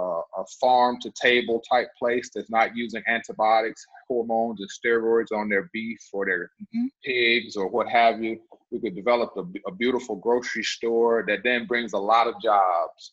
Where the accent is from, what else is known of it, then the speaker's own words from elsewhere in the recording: United States; I'm from McDowell County